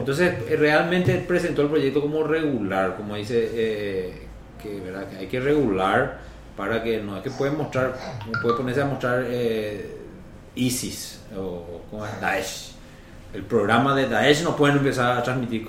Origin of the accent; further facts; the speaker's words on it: Paraguay; todos los paraguayos decimos